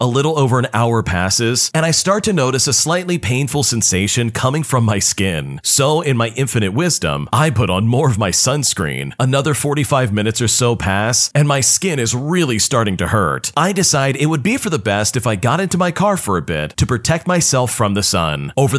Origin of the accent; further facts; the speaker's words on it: Canada; before anyone says anything, I'm Canadian, so the legal age of drinking is 19.